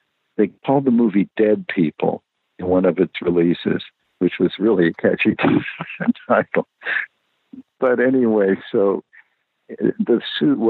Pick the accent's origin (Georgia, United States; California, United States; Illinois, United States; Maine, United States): California, United States; Los Angeles; I grew up in the Valley